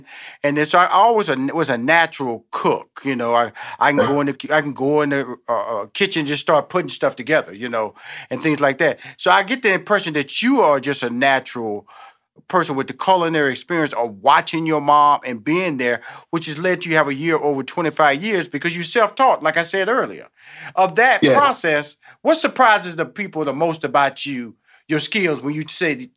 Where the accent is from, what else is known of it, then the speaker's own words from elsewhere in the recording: Houston, Texas, United States; born there; I'm born in Houston, Texas. Now, my headquarters is in Atlanta, Georgia. I come from a big family